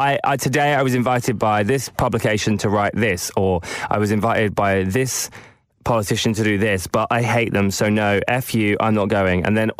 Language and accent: English; United Kingdom